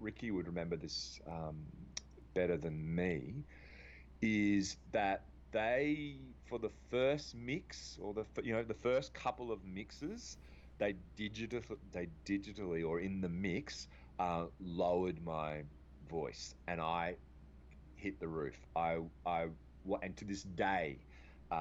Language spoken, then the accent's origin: English; Australia; accent: Australian; me as an Aussie